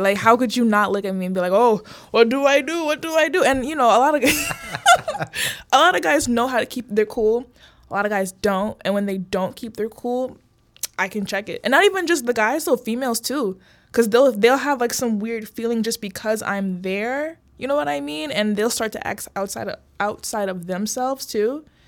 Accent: Brookfield, Illinois, United States; also born or lived in Oak Park, Illinois / Bellwood, Illinois / Maywood, Illinois; I moved to the suburbs, Brookfield, Broadview area. Went to school there from, like, middle school up to high school

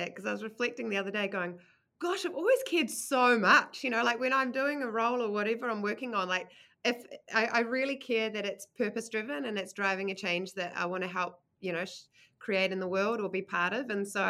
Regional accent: Manurewa, New Zealand; also born or lived in United States; I grew up in Manurewa in the kind of wop-wops of Tauranga, and then got an opportunity when I was 10 to move to the US, where I went to elementary and middle school for 4 years, and then decided I wanted to come back to Aotearoa

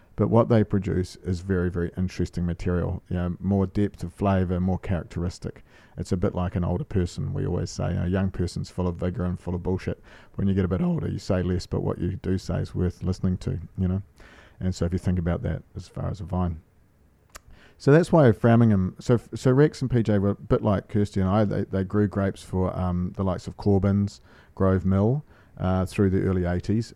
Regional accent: Marlborough, New Zealand; moved away as an adult; also born or lived in Ponsonby, Auckland; growing up in Marlborough, it was really quite a barren, um, wasn't particularly wealthy area

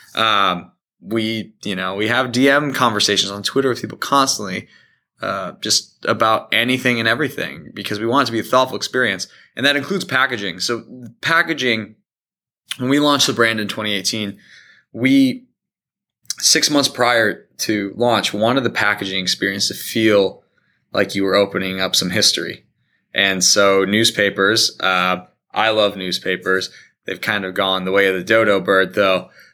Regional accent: Indiana, United States; born or raised there; also born or lived in Michigan

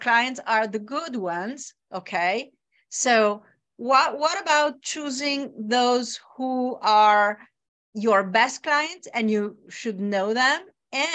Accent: Bologna, Emilia-Romagna, Italy; my hometown, Bologna.

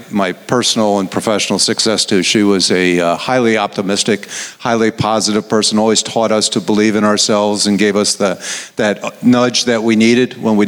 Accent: upstate New York, United States; moved away as an adult; now in Atlanta, United States; I'm from New York, upstate New York

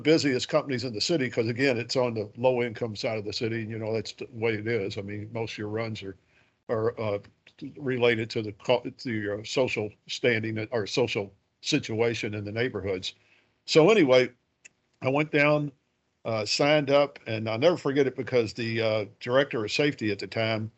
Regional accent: Louisville, Kentucky, United States; I'm from Louisville. I grew up on the west side of the city of Louisville

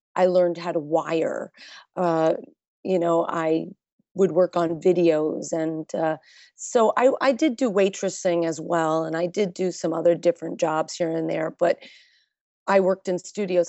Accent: New York, United States; I am from New York, so I was going out at an early age

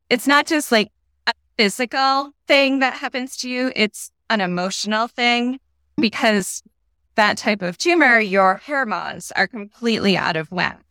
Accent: Connecticut, United States; now in Massachusetts, United States; I'm from New England. Grew up in Connecticut. Now live in Massachusetts

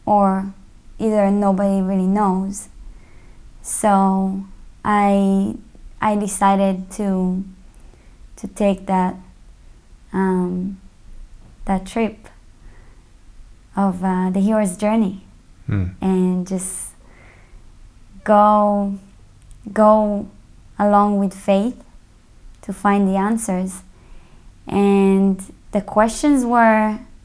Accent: Israel; moved away as an adult; now in United States; I was born in Israel. Mm-hmm. And I grew up there

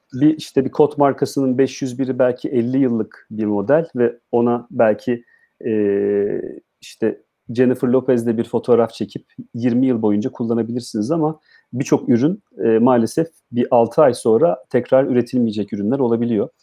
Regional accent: Adıyaman, Turkey; moved away

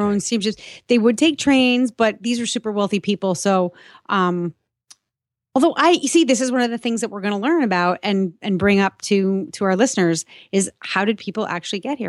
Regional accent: New York, United States; moved away as an adult; also born or lived in Boston, Massachusetts; now in south of Boston, United States; I grew up in New York. I lived for most of my adult life in Boston, you know, 20, 22 years

